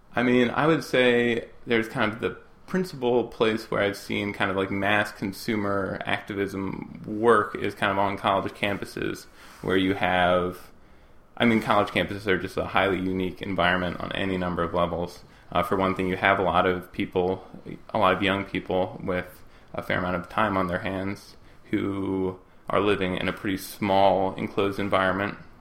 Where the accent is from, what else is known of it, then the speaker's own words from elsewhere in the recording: United States; as an American